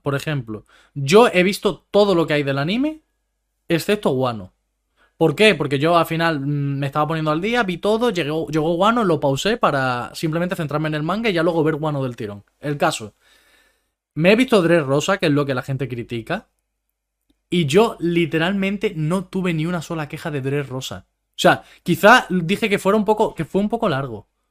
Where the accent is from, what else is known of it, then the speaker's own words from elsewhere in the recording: Spain; los acentos que podemos tener nosotros por ser españoles